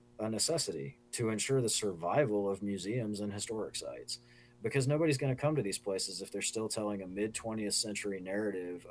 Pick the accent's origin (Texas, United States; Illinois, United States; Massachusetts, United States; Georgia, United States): Georgia, United States; now in Charlottesville, United States; I'm from Georgia. I grew up there